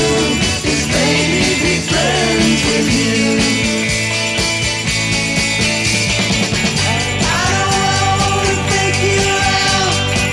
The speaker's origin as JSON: {"language": "English", "country": "United States", "tie": "born or raised there", "said": "I grew up in the New York area"}